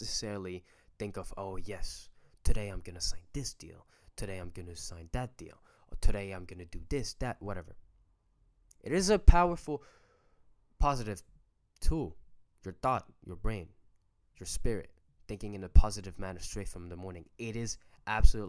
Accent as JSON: {"language": "English", "town": "Paris", "region": "Île-de-France", "country": "France", "tie": "born or raised there", "said": "we're French. I was born and raised in France, in Paris to be exact"}